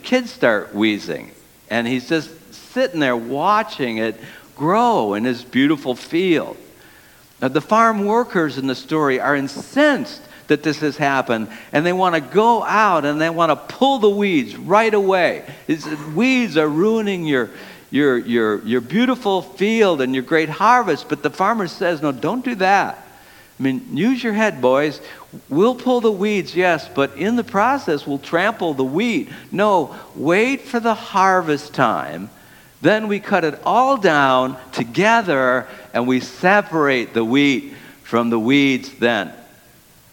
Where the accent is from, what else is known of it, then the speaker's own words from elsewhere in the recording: Detroit, Michigan, United States; I grew up in the city of Detroit